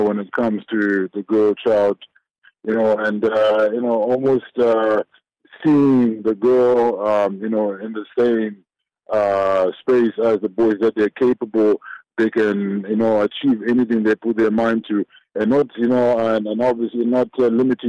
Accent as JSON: {"language": "English", "country": "Zimbabwe", "tie": "born or raised there", "moved": "yes", "lives_now": "South Africa", "said": "I was born in Zimbabwe, and I came across the border, you know, into South Africa"}